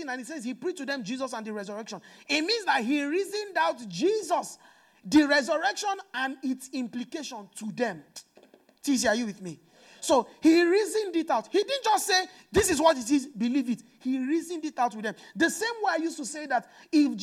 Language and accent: English; Nigeria; I'm from Nigeria